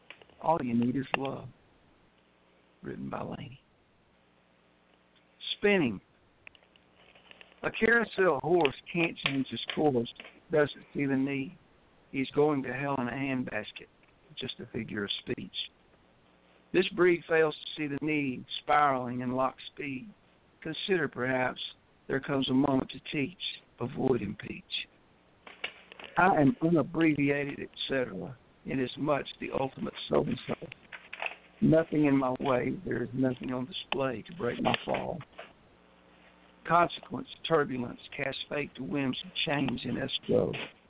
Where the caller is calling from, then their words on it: West Tennessee, United States; I'm calling in from West Tennessee.